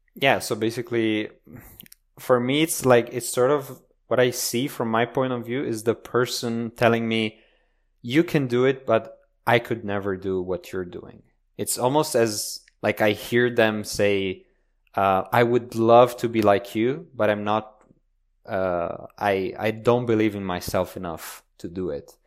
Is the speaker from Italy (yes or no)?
yes; Italy; also born or lived in Romania; now in Switzerland; I was born in Romania, but I grew up in Italy